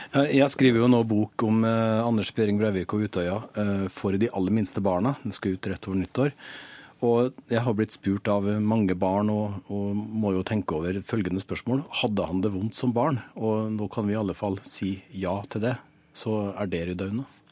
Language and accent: Norwegian; Western Norway, Norway; Ja, jeg er vestlending jeg også